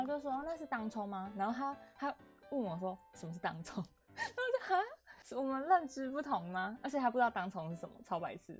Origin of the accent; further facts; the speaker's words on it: Yunlin County, Taiwan; 我是云林人嘛